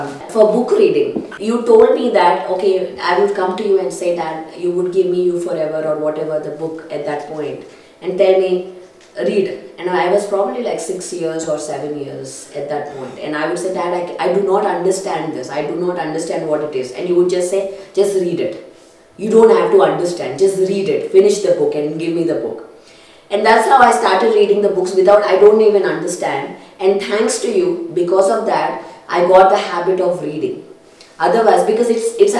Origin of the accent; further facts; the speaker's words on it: Kurnool, Andhra Pradesh, India; growing up in Karnool